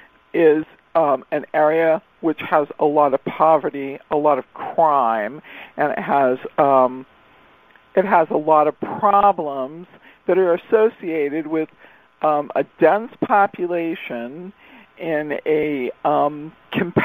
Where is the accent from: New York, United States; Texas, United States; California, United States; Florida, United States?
California, United States; Redondo Beach; I was raised in Science of Mind with the Rishlu family in Redondo Beach, California.